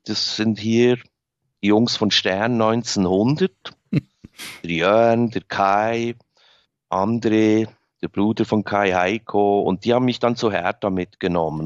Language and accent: German; Bern, Switzerland; moved away as an adult; also born or lived in Berlin; geboren bin ich da. Ich bin außerhalb groß geworden